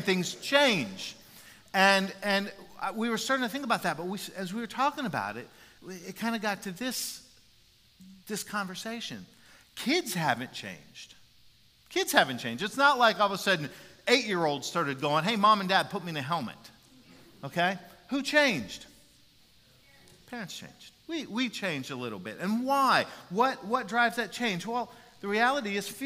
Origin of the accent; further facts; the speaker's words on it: Jacksonville, Florida, United States; playing Pop Warner football in Jacksonville, Florida